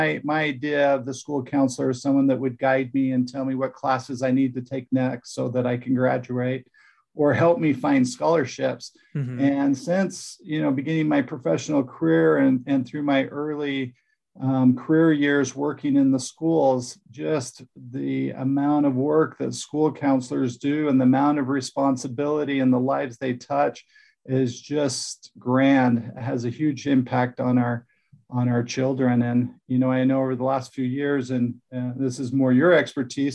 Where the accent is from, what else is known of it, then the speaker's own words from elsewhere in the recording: Utah, United States; moved away as an adult; also born or lived in Texas / New Jersey; I'm from Utah, did a lot of my professional career outside of Utah in Texas, Southern United States